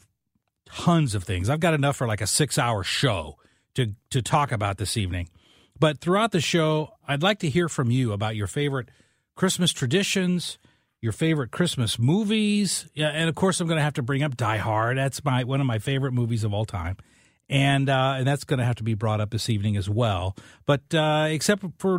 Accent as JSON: {"language": "English", "region": "Southern Illinois", "country": "United States", "tie": "born or raised there", "also_born_or_lived": "St. Louis", "moved": "yes", "said": "I grew up in Southern Illinois"}